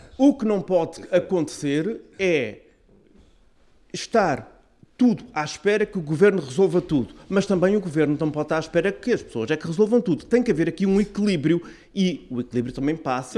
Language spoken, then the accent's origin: Portuguese; Azores, Portugal; nós, como açorianos e autonomistas